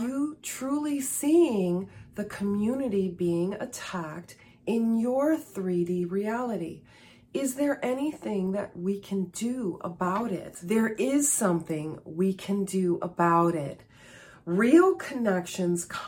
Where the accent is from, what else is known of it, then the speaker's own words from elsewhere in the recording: Chicago, Illinois, United States; I was born and raised in Chicago, and I live about 65 miles or 100 kilometers northwest of Chicago